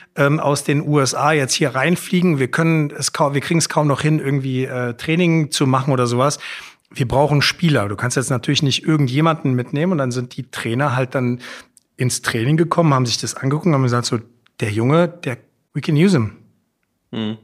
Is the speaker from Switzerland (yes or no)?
no; Frankfurt, Hesse, Germany; also born or lived in Hamburg; aufgewachsen in Altsachsenhausen